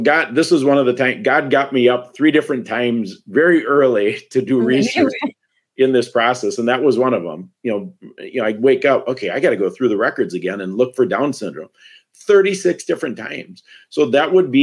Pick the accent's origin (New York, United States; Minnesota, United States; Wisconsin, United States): Wisconsin, United States; I'm from Wisconsin